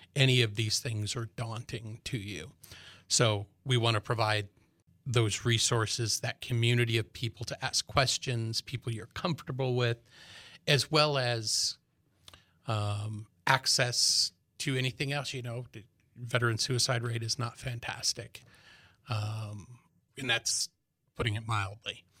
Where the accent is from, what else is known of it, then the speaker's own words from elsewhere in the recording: Chicago, Illinois, United States; now in Manhattan, Kansas, United States; I'm originally from Chicago, was in and out for twenty years while I was in the military